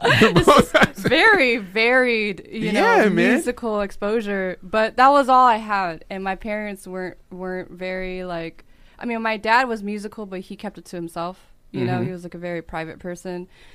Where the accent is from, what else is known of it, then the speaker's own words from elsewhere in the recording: United States; So mm-hmm. and I am an American.